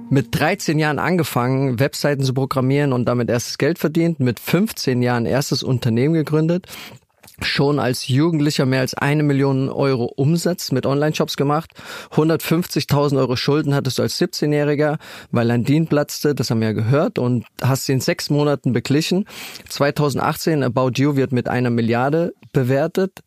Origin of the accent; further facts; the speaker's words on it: Ludwigshafen, Rhineland-Palatinate, Germany; meiner Heimatstadt Ludwigshafen